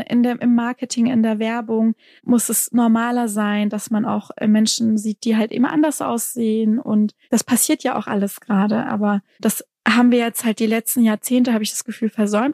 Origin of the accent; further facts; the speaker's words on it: Lake Constance, Baden-Württemberg, Germany; also born or lived in Stuttgart / Tübingen; ich bin ja hier in Baden-Württemberg aufgewachsen, an der Enns geboren, am Bodensee aufgewachsen, dann später nach Stuttgart